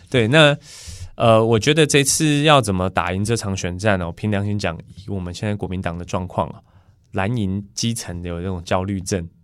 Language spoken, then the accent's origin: Chinese; Taichung, Taiwan; 我们台中人